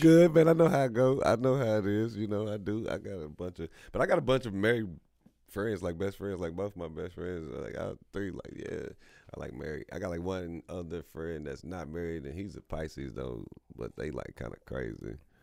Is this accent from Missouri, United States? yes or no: yes; Kansas City, Missouri, United States; growing up on Thirty Third and Highland, you know, was, you know, crazy within itself, just in the city